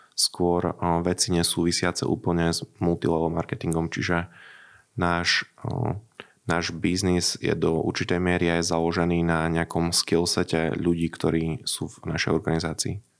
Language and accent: Slovak; Sabinov, Prešov Region, Slovakia; now in Košice, Slovakia; Ja pochádzam zo Sabinova, ale už dlhodobo žijem v Košiciach